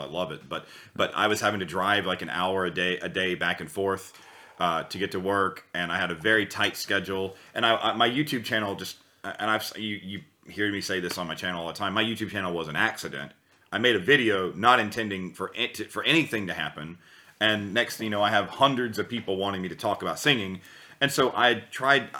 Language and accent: English; United States; moved away as an adult; now in Germany; I was from the USA originally, and I've lived there my whole life, and I just recently moved to Europe about five months ago